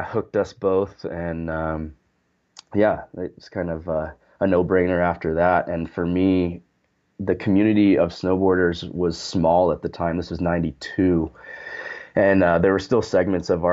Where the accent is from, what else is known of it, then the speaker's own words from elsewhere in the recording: Sun Valley, Idaho, United States; I grew up in Sun Valley, Idaho